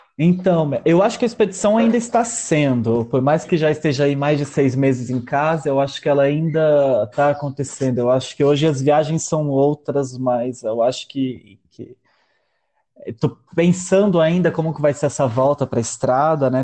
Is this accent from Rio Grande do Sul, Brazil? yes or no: no; Palotina, Paraná, Brazil; also born or lived in Maripá; Eu sou de Palotina, nascido e criado aqui